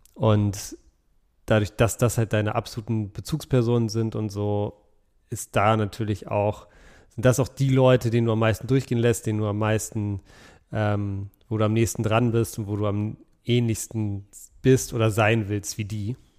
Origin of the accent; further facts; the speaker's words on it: Berlin, Germany; ich bin ja auch in Berlin aufgewachsen